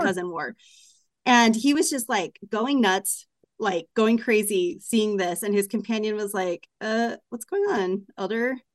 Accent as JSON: {"language": "English", "town": "Portland", "region": "Oregon", "country": "United States", "moved": "yes", "said": "I'm from Portland"}